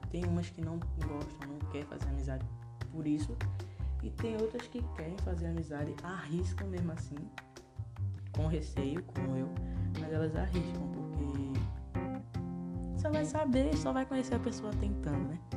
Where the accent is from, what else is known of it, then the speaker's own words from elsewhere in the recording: Northeast Region, Brazil; Porque eu sou nordestino, eu falo assim, mas minha mãe é que me ensinou.